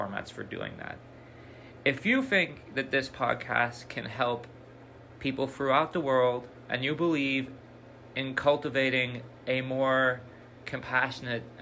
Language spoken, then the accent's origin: English; Belfast, Northern Ireland, United Kingdom; I grew up in Belfast during the Troubles, a 30-year conflict that devastated my community.